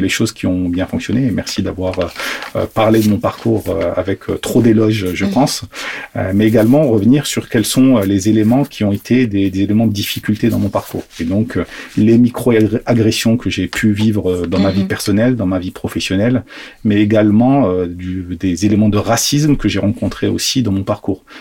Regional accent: Algeria; moved away; je suis né en Algérie, mm-hmm. euh, donc j'ai toujours eu un pied africain, entre guillemets.

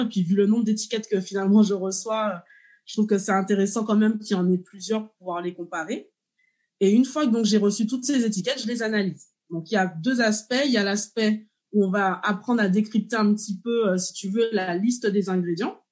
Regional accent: Martinique; je suis martiniquaise

